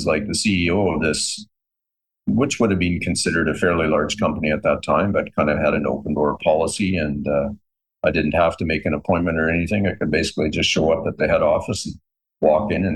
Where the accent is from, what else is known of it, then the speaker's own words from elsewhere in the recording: Canada; I'm Canadian